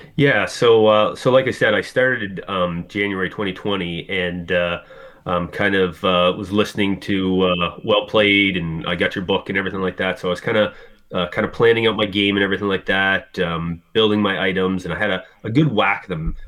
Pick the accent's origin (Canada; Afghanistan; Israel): Canada; Halifax, Nova Scotia; I'm from Halifax, Nova Scotia, Canada.